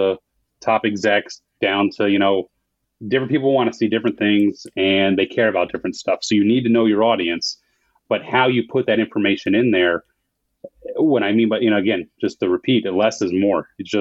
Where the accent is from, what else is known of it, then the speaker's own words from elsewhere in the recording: New Jersey, United States; now in Texas, United States; I said I'm from Texas, but I'm from New Jersey originally